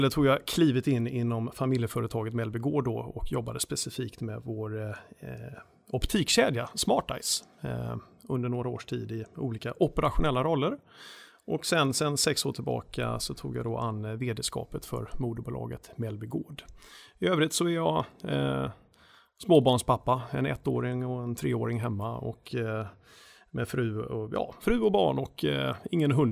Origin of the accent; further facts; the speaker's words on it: Skåne, Sweden; jag ser mig själv som, som skåning. Det är där jag är uppvuxen i varje fall, även om det inte hörs på, på rösten kanske.